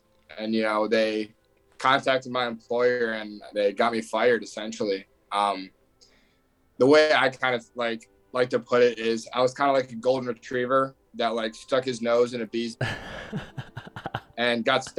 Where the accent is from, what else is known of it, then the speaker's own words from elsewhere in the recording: Michigan, United States; moved away as an adult; now in New York, United States; I'm a kid from the Midwest, born and raised in Michigan. I moved out to New York about a week ago to start a sales job at a pretty established startup.